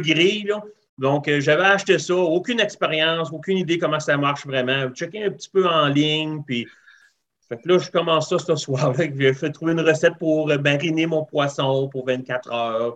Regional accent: Rivière-du-Loup, Quebec, Canada; moved away as an adult; also born or lived in Northern Ontario; now in Ontario, Canada; je suis originaire de Rivière-du-Loup, Québec. OK. Euh, grandi là jusqu'à l'âge de 20 ans. Et puis après ça, je me suis emmené en Ontario.

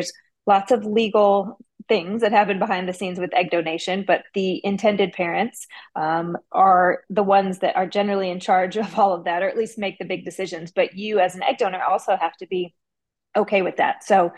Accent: Midwest, United States; Or maybe it was because I was from the Midwest.

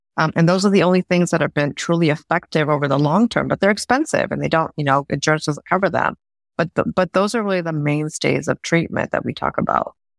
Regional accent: India; moved away; I'm from India originally, South Asian

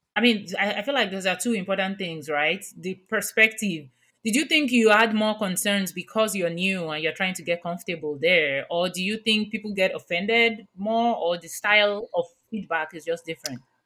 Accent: Nigeria; moved away; I grew up in Nigeria

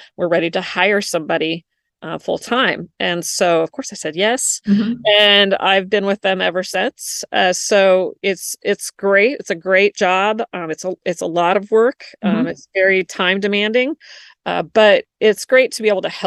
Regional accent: Washington, United States; moved away as an adult; also born or lived in Florida; I moved from Washington to Florida when I got married

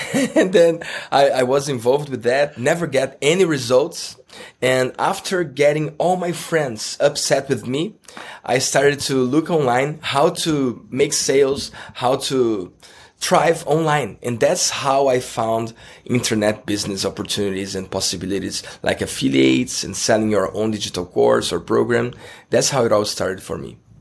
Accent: Rio de Janeiro, Brazil; English is a second language; I'm from Rio de Janeiro

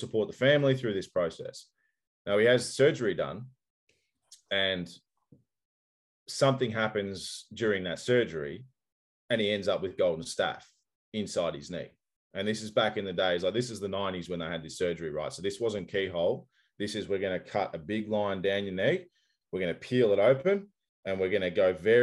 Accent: Australia; I'm Australian and swearing is just a part of the culture

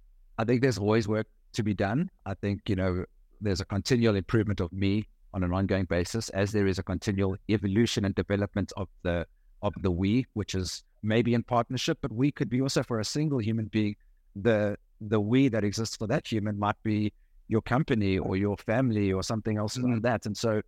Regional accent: Johannesburg, Gauteng, South Africa; Johannesburg, South Africa.

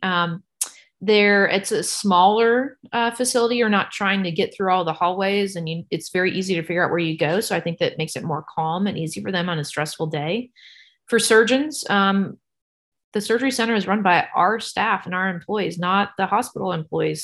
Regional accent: San Antonio, Texas, United States; now in Knoxville, United States; I grew up in San Antonio, Texas.

